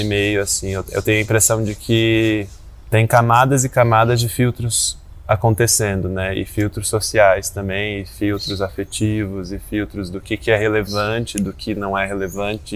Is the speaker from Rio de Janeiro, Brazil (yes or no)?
yes; Rio de Janeiro, Brazil; now in São Paulo, Brazil; sou carioca, que mora em São Paulo há muito tempo